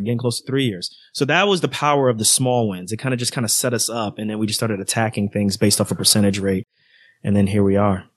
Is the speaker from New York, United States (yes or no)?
yes; New York City, New York, United States; moved away; also born or lived in Irvington, New Jersey; I grew up in Queens, New York, then moved to Jersey